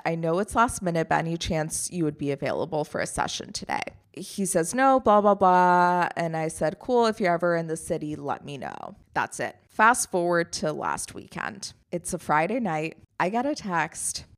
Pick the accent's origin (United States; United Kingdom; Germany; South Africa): Germany; moved away; I grew up in Germany.